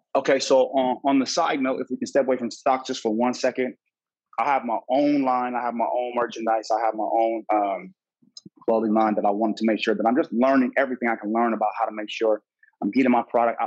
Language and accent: English; Los Angeles, California, United States; I'm from Cali, baby boy. Come on, man. It's LA all day.